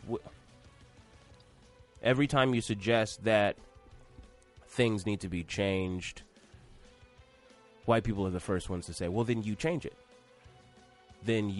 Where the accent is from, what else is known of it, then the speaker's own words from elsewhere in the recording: Atlanta, Georgia, United States; I'm from Atlanta